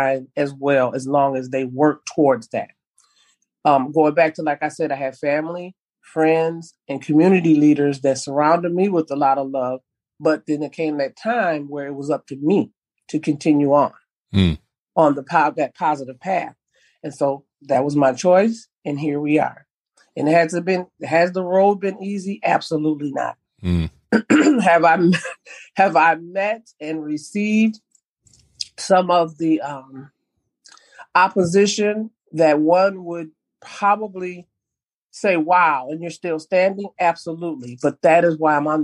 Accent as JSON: {"language": "English", "town": "Minneapolis", "region": "Minnesota", "country": "United States", "tie": "born or raised there", "said": "growing up in North Minneapolis"}